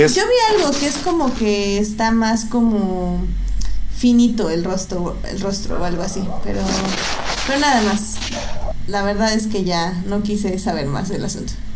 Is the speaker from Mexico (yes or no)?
yes; State of Mexico, Mexico; en mi pueblo, o sea, allá en el Estado de México, que tenemos un cine en cada esquina